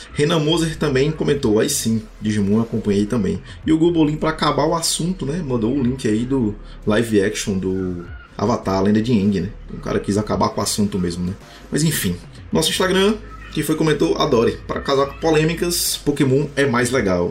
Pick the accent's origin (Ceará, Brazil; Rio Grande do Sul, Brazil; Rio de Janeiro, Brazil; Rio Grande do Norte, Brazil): Ceará, Brazil; Fortaleza; minha terrinha, Fortaleza, Ceará